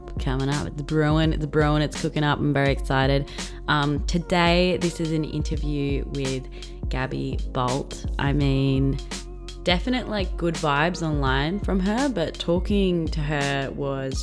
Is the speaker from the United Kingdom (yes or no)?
no; Blue Mountains, New South Wales, Australia; I'm from the Blue Mountains. I fucking played netball against Bathurst.